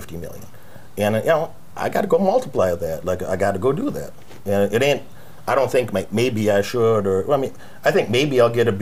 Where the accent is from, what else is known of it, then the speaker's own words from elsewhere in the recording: United States; I grew up in American poverty